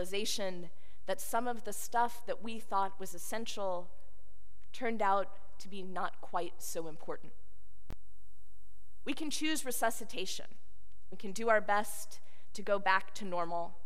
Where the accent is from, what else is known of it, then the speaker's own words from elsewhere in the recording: Houston, Texas, United States; moved away; the people of my hometown